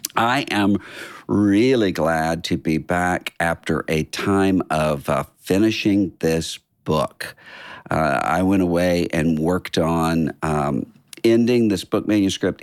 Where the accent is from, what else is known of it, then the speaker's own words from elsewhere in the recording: Biloxi, Mississippi, United States; moved away; our hometown, uh, Biloxi, Mississippi